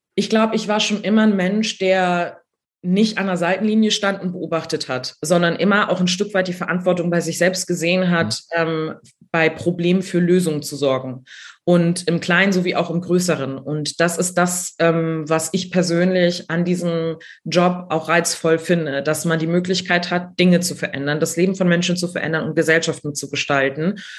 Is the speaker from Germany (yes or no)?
yes; Neumünster, Schleswig-Holstein, Germany; moved away as an adult; also born or lived in Berlin; ich komme aus Schleswig-Holstein, habe hier studiert